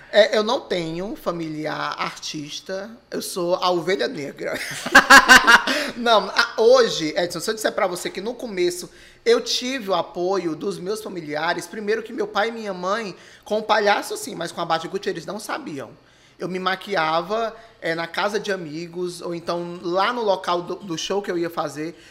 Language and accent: Portuguese; Maracanaú, Ceará, Brazil; eu sou filho nato de Maracanaú, nasci em Maracanaú. E moro até hoje